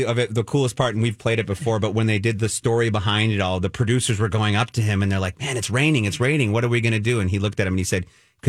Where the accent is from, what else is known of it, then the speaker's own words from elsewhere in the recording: Minnesota, United States; where are you from? Minnesota.